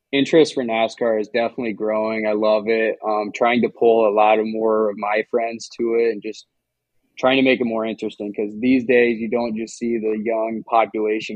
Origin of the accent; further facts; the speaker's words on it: Harlan, Iowa, United States; growing up in Harlan, going to the dirt track, Shelby County Speedway